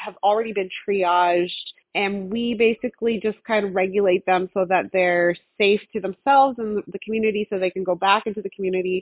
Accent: Newfoundland and Labrador, Canada; moved away as an adult; now in Saskatchewan, Canada; I'm originally from Newfoundland. So my mother, she was born and raised in Newfoundland

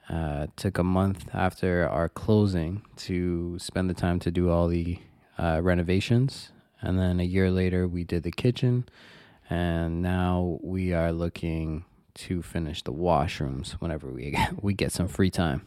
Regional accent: Toronto, Ontario, Canada; born and raised in Toronto. I was, uh, born in North York, and then, uh, most of my formative years were, took place in Scarborough, Markham and Eglinton

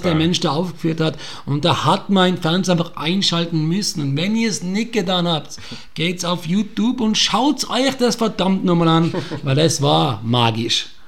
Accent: Austria; Aber ich behaupte mal, als Österreicher weiß man, wie es ist, nicht teilzunehmen oder auszuscheiden.

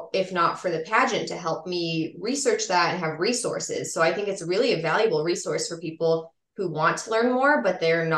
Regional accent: Las Vegas, Nevada, United States; also born or lived in Chicago area, Illinois; I grew up in Las Vegas, Nevada, and there really was not a very prolific Czech or Slovak community there

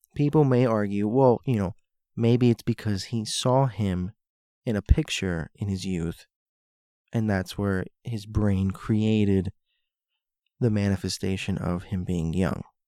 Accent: Florida, United States; moved away; also born or lived in Hialeah / Miami Beach / North Miami Beach / Sunny Isles; I grew up in Florida. I was born and raised there

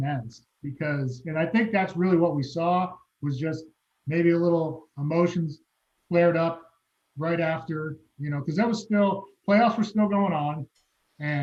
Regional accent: Massachusetts, United States; moved away as an adult; also born or lived in Los Angeles, California; now in Seattle, United States; I grew up from the time, you know, I was little until 18, I grew up in Massachusetts

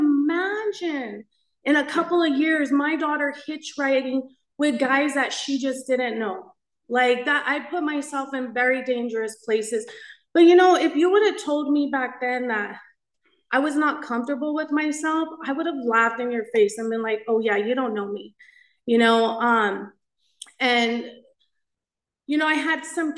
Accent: Los Angeles, California, United States; So I grew up in East

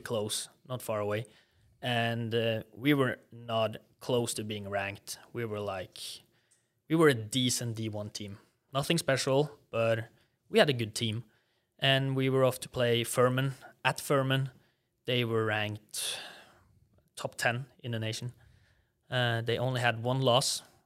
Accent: Norway; accent: Norwegian; English is a second language; moved away as an adult; also born or lived in Southern United States; I still have a pretty strong Norwegian accent

